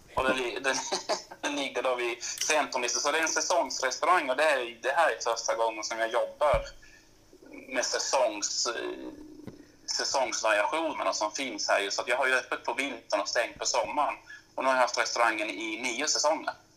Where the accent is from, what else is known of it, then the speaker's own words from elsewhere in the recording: Malmö, Skåne, Sweden; also born or lived in Norrland; now in Tärnaby, Sweden; jag är född och uppvuxen i Malmö, flyttat norrut ganska så snabbt egentligen